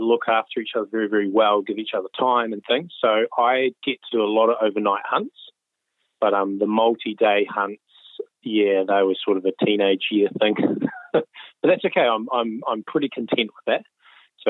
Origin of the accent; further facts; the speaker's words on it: rural area north of Wellington, New Zealand; I grew up in Wellington, and well, not Wellington itself, kind of a rural area north of Wellington, about 45 minutes out.